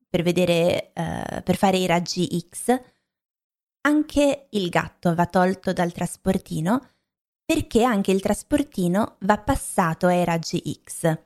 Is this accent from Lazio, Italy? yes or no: no; Lombardy, Italy; moved away; crescendo in Lombardia non avevo mai mangiato la pizza napoletana